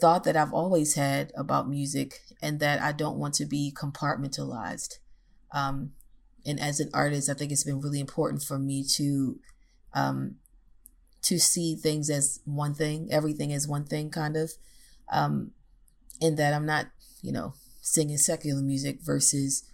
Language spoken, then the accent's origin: English; Baltimore, Maryland, United States; now in Nashville, United States; my hometown, Baltimore, Maryland